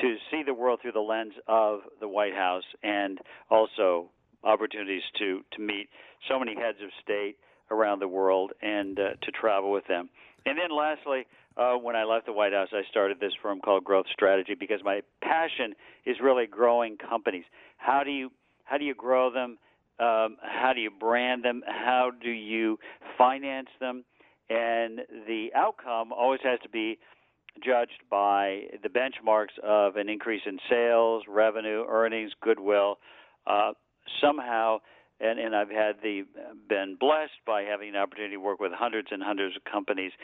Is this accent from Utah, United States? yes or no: no; Michigan, United States; I was born and raised in the Midwest, in Michigan